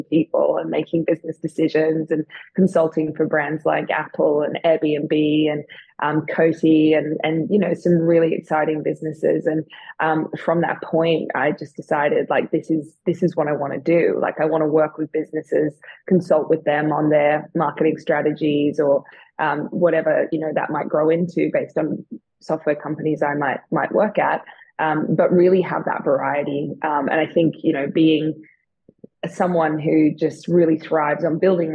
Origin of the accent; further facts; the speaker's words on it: Melbourne, Victoria, Australia; moved away as an adult; also born or lived in New York City / Lake Tahoe / London; I grew up in Melbourne, but when I was 25, I decided to pack up and move over to the big city, New York City